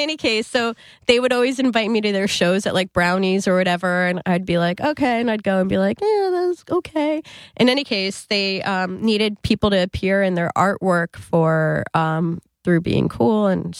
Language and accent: English; New Jersey, United States; No. I mean, we all happen to be from Jersey, but I'm from North Jersey.